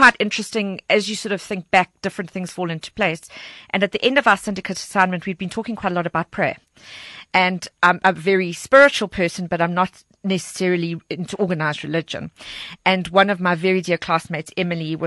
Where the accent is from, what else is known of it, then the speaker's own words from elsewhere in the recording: Walkerville, Gauteng, South Africa; Walkerville is my hometown. I'm very proudly from Walkerville